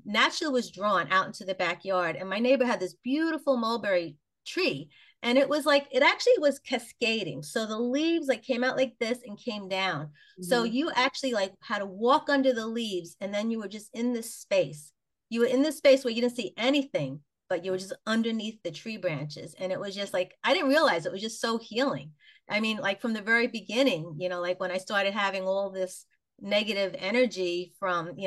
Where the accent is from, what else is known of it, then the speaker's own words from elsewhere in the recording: New York City, New York, United States; I grew up in Queens, New York, which was a suburban community, nice little neighborhood